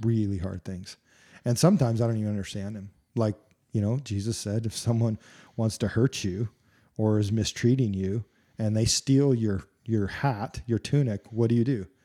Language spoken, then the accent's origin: English; United States; I love being an American.